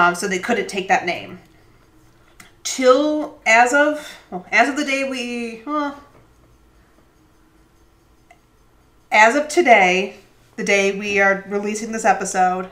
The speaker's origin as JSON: {"language": "English", "area": "Eastern time zone", "region": "Eastern United States", "country": "United States", "tie": "born or raised there", "moved": "yes", "said": "I grew up on Eastern time"}